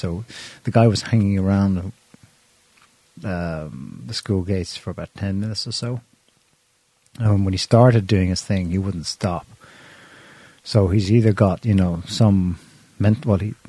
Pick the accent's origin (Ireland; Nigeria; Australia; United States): Ireland; We're Irish. We should probably...